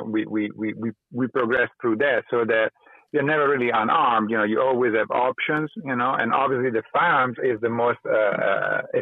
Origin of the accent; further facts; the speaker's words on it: Italy; moved away; also born or lived in California; growing up in Italy and then moving to California